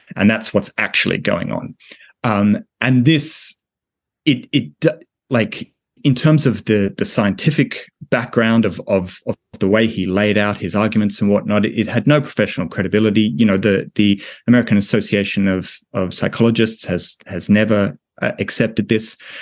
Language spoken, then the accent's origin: English; Australia; my home country of Australia